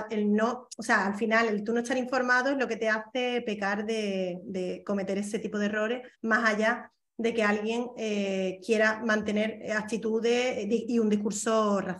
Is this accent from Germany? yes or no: no; Spain; ¿No te has planteado que es que yo soy española?